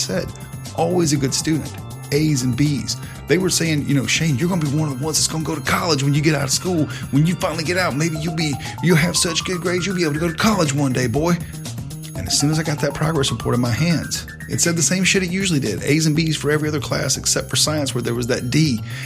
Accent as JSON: {"language": "English", "region": "the South", "country": "United States", "tie": "born or raised there", "said": "growing up in the South, I had a very healthy respect for my mom and dad"}